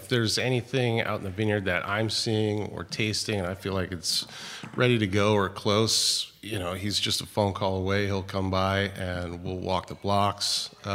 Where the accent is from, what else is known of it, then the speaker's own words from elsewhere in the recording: Modesto, California, United States; I'm originally from Modesto, hometown of a small family-owned winery called E&J Gallo.